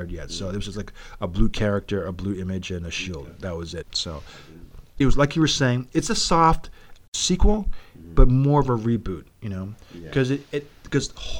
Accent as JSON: {"language": "English", "town": "Toronto", "region": "Ontario", "country": "Canada", "said": "The fact that we're from Toronto"}